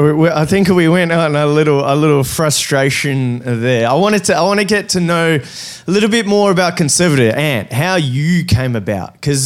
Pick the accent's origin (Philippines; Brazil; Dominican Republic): Brazil; now in Australia; we came over to Australia from Brazil, and we came over legally